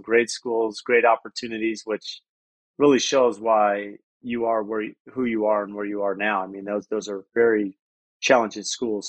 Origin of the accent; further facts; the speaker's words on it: San Diego, California, United States; moved away as an adult; now in Phoenix, United States; I grew up in San Diego